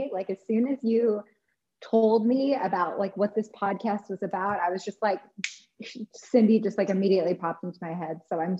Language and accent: English; Midwest, United States; versus growing up in the Midwest where everybody like has to have meat at every single meal.